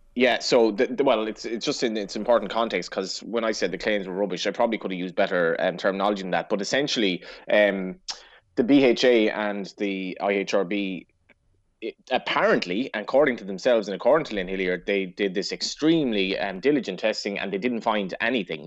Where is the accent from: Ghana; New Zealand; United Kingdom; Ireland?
Ireland